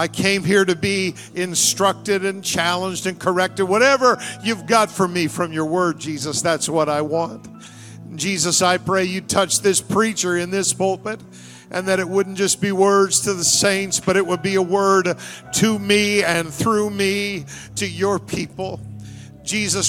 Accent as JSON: {"language": "English", "region": "New Brunswick", "country": "Canada", "tie": "born or raised there", "said": "I grew up in New Brunswick, Canada"}